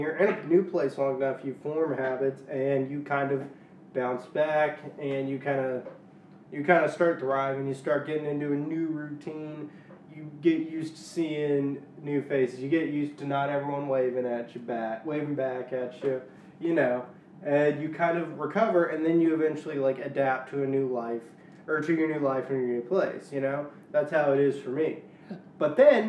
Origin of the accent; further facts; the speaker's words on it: Louisiana, United States; moved away as an adult; also born or lived in Shreveport / Arkansas / Texas; now in Washington, D.C., United States; I grew up in Louisiana, spent 2 years in Arkansas, 3 years in Texas, and now I'm here